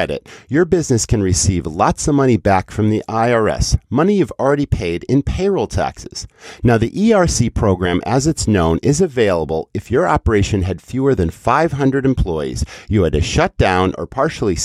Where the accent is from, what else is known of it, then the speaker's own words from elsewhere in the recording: New England, United States; I grew up in New England